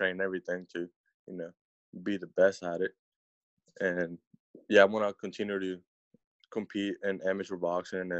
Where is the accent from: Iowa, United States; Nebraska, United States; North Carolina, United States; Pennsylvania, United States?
North Carolina, United States